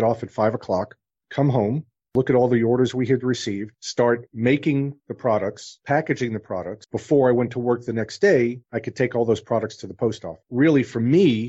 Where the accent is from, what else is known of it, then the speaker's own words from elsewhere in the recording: New York, United States; moved away; also born or lived in New Orleans; I was the kid growing up in New York that I went door to door to shovel sidewalks in the winter